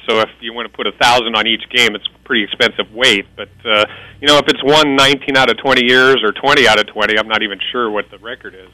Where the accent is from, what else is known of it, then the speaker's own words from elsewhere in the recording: Nebraska, United States; now in Las Vegas, United States; I'm from Nebraska